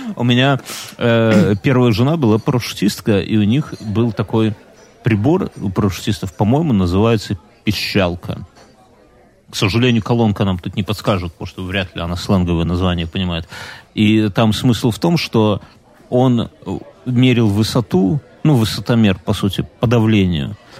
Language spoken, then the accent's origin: Russian; Belarus; я же белорус